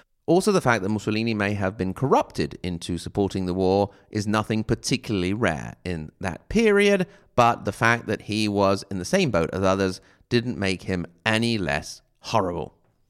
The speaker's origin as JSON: {"language": "English", "region": "New York", "country": "United States", "tie": "born or raised there", "said": "I am an American, born and bred in New York, of San Marinese descent, so from San Marino, or at least that is what my parents told me."}